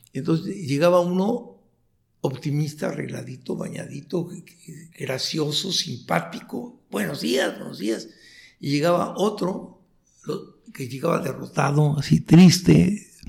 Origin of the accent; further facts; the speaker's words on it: Tijuana, Baja California, Mexico; also born or lived in Chihuahua, Mexico / Mexico City, Mexico; ahora estoy orgulloso de ser de Tijuana